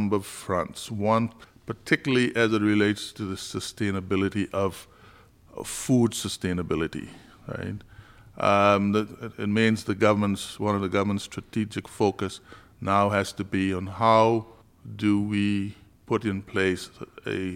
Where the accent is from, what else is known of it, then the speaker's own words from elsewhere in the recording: Turks & Caicos Islands; I grew up in North Caicos.